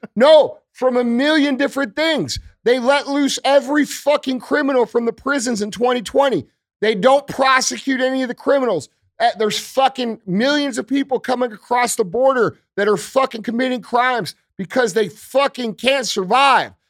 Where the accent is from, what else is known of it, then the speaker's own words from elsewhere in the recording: United States; as American citizens